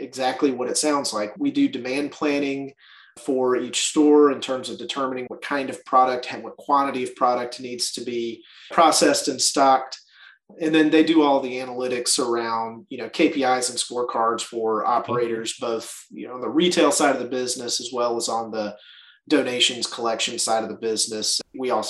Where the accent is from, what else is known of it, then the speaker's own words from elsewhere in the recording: Birmingham, Alabama, United States; also born or lived in Springfield, Missouri; I grew up here in Birmingham. We are headquartered here in Birmingham, so this is home for me